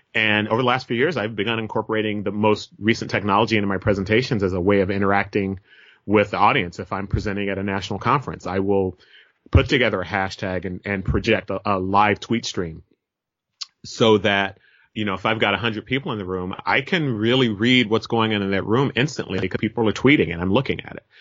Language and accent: English; Merced, California, United States; moved away as an adult; now in Berkeley, United States; I'm a Merced native, you know, I, I'm born and raised in, uh, Merced, California.